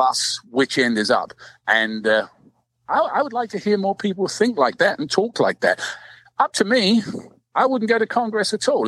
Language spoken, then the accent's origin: English; London, United Kingdom; moved away; I'm 12,000 miles away. I was from London